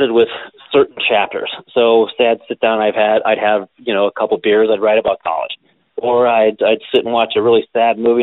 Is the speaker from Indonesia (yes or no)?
no; Willard, Ohio, United States; being a teenager growing up in Willard, Ohio.